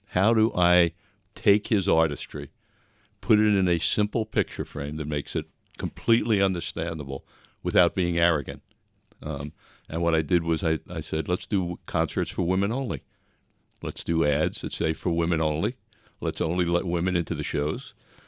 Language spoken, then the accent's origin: English; Long Island, New York, United States; I was raised in Long Island, got a Regent scholarship, and wanted to get as far away from my family as I possibly could, which was Buffalo, New York